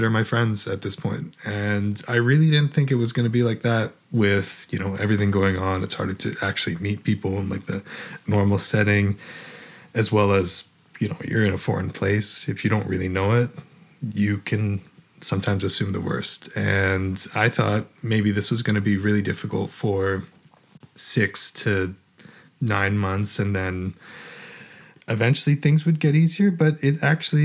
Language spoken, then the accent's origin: English; Toronto, Ontario, Canada; moved away as an adult; now in Germany; I'm from Toronto, Canada, and I'm 27 years old.